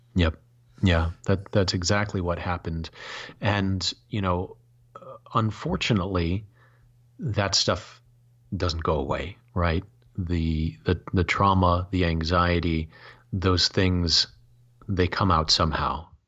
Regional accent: Michigan, United States; growing up in Michigan

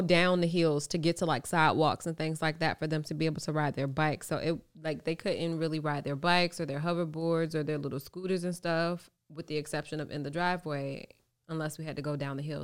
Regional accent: Norfolk, Virginia, United States; moved away as an adult; also born or lived in Los Angeles; I grew up in Norfolk.

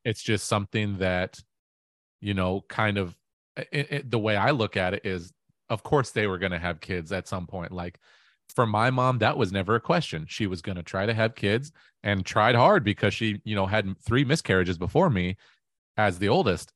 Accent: Auburn, Washington, United States; I grew up in Auburn, Washington

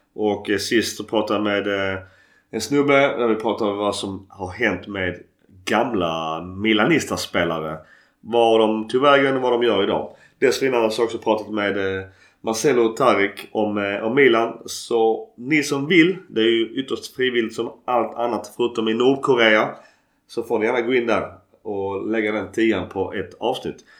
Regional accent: Skåne, Sweden; accent: Scanian (skånska); min skånska är nog grötigare än, eh, än vanligt

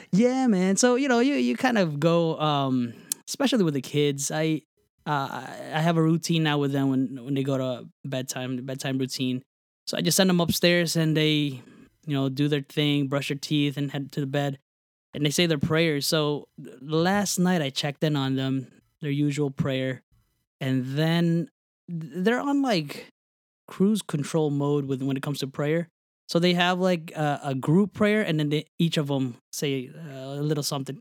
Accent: New Jersey, United States; moved away; I grew up in New Jersey.

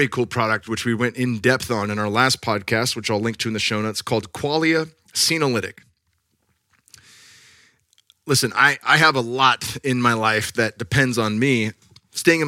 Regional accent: California, United States; now in Austin, United States; I'm from California.

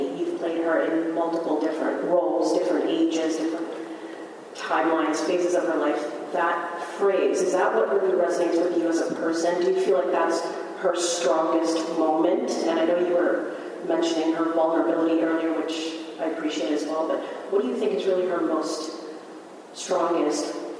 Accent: Virginia, United States; I'm from Northern Virginia.

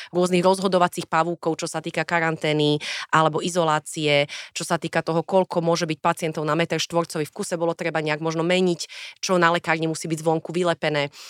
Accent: Bratislava, Bratislava Region, Slovakia; ja som vyrastala v Petržalke

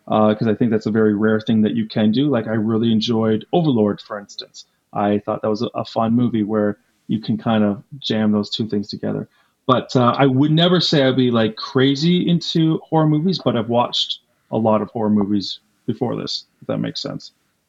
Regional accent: East Coast, United States; I'm from the East Coast. I lost 2 summers of my life because of Jaws.

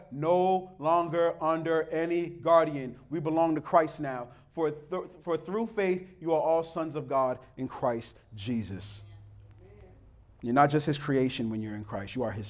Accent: United States; And growing up in America, we don't appreciate what the law has truly done to us

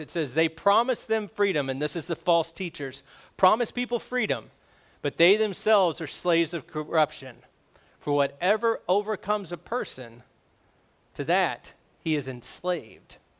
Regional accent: United States; We're American

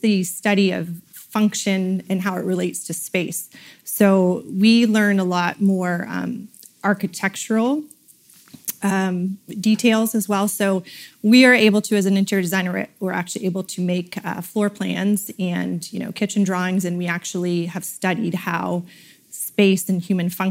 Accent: London, Ontario, Canada; moved away as an adult; also born or lived in United States; now in Goderich, Canada; I grew up in London area

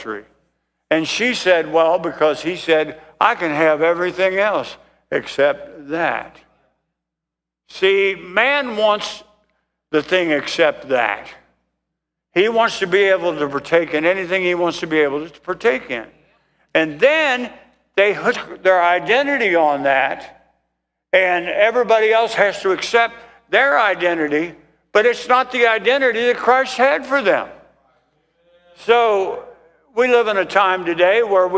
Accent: United States; I was born in the United States. I'm an American

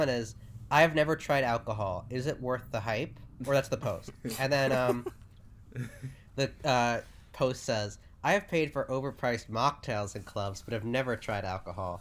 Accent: New York City, New York, United States; I'm from New York City

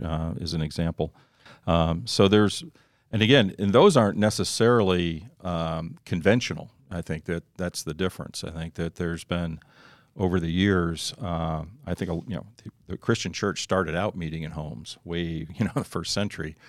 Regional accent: Northeast, United States; moved away; I grew up in the Northeast

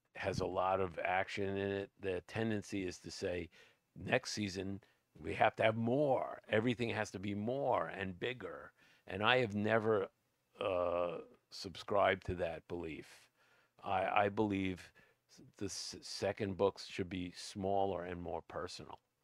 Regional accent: New York City, New York, United States; moved away; also born or lived in Suffolk County, New York; I come from Brooklyn, but we live we lived out in Suffolk County on the island

